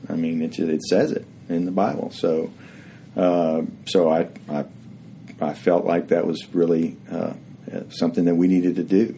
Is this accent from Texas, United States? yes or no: yes; Houston, Texas, United States; I grew up in Houston and went to school at University of Texas